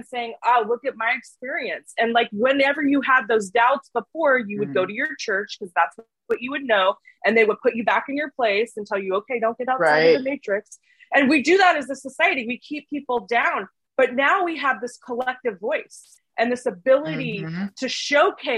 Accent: Portland, Oregon, United States; I grew up in Portland, Oregon

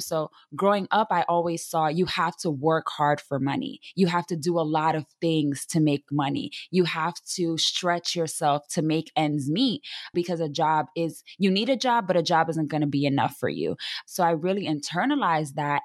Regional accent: New York City, New York, United States; I am a Latina from the South Bronx, born and raised, half Dominican, half Puerto Rican

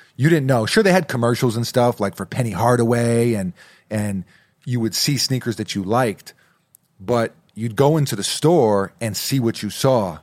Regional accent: New York City, New York, United States; moved away; also born or lived in New Jersey / Massachusetts; growing up in New York City, lived in Jersey for a while, went to school up in Massachusetts.

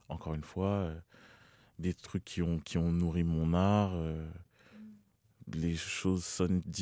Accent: Cameroon; simplement, que voilà, j'étais camerounais, que mes routes c'était ici, que j'arrivais et que c'était mon accent qui était différent.

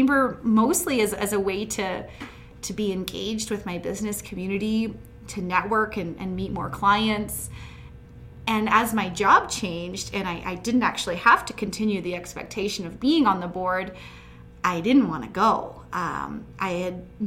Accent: Hinton, Alberta, Canada; I'm born and raised in Hinton. I grew up on an acreage just outside of town

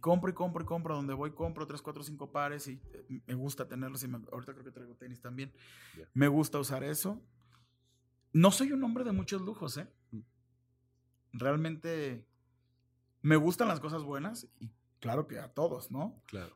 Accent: Mexico; also born or lived in Guadalajara; soy muy mexicano

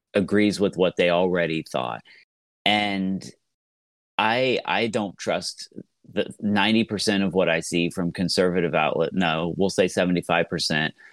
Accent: Southeast Ohio, United States; I am from Southeast Ohio, uh, uh, which is a very rural area

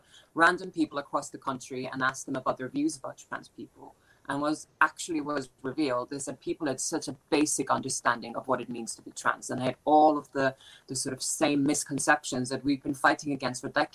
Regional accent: Iceland; now in United Kingdom; I'm from Iceland originally.

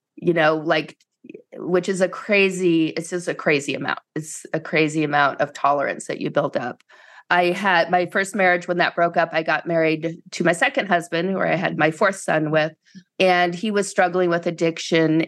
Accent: East Coast, United States; moved away as an adult; I grew up in the East Coast, so I went as far away from home as I could

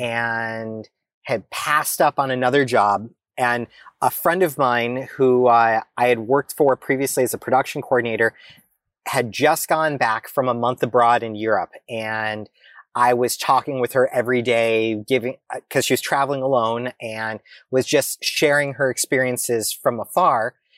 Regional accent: United States; I, as an American, as an American citizen

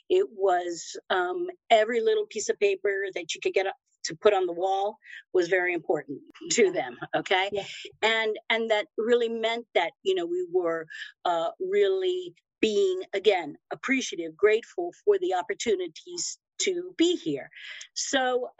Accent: Miami, Florida, United States; also born or lived in Havana, Cuba

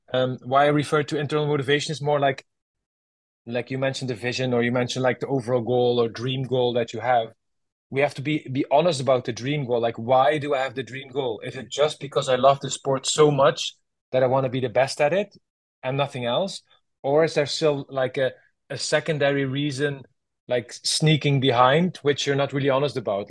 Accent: Netherlands; my home country, Holland

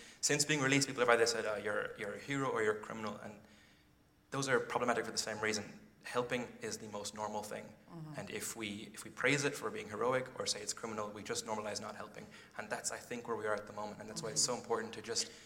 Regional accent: Ireland; moved away as an adult; also born or lived in London; I'm 25 years old, and I grew up in Ireland.

